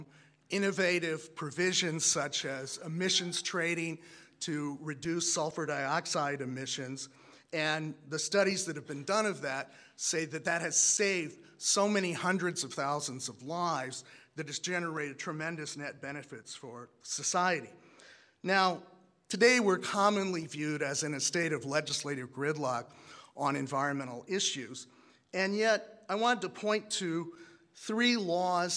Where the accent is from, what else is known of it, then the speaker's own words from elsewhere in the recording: Iowa, United States; moved away as an adult; also born or lived in Minnesota / California / Washington, D.C. / Maryland; I grew up in Iowa, went to college in Minnesota, went to law school in California, moved to DC, I work in Maryland